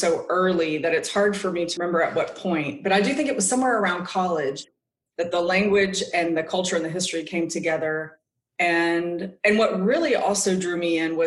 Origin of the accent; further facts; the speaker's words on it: Texas, United States; now in Auburn, United States; I grew up in Texas